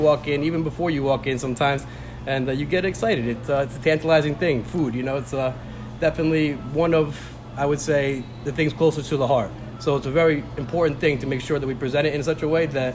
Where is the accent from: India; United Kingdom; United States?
United States; Scotch Plains, New Jersey; I'm from Scotch Plains, born and raised.